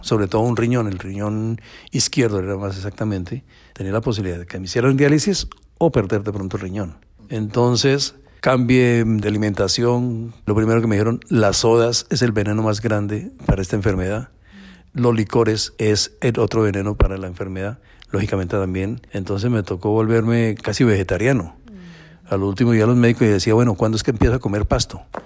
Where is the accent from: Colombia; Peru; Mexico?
Colombia; moved away as an adult; now in Miami, United States; como buen colombiano